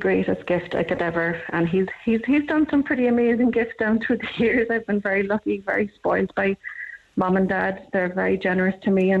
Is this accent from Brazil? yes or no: no; Cork, Munster, Ireland; So I'm originally from Cork. I have been living up here for the past 19 years.